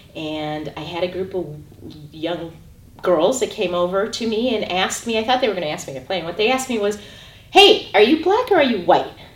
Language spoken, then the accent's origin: English; Chicago, Illinois, United States; I'm originally from Chicago, Illinois. I was born and raised there